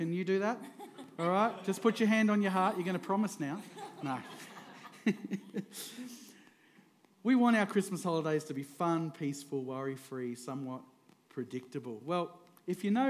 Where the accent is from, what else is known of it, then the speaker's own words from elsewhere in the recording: Queensland, Australia; also born or lived in Victoria, Australia; I moved up to Queensland when I was 9, and I've been in Queensland ever since